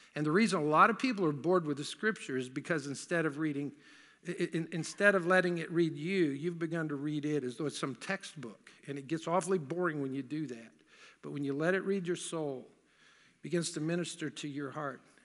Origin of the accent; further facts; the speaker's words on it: the South, United States; I grew up in the South